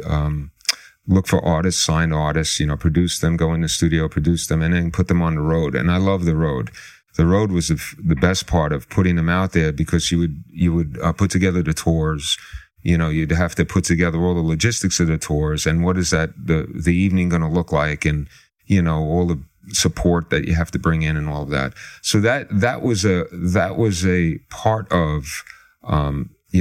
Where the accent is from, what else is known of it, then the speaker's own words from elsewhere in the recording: New York City, New York, United States; I grew up in the Bronx.